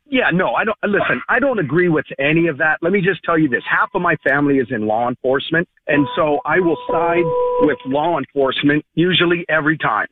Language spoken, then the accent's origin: English; Wisconsin, United States; Wisconsin is my hometown